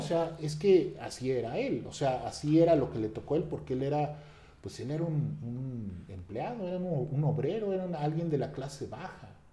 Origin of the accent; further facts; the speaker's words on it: Mexico; como mexicanos